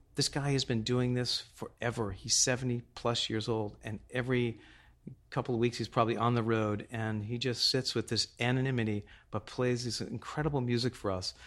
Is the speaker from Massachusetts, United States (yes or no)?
yes; Boston, Massachusetts, United States; I grew up in Boston